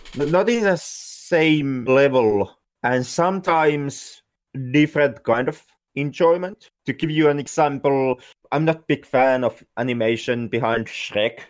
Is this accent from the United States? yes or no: no; Finland; I'm not American. I'm Finn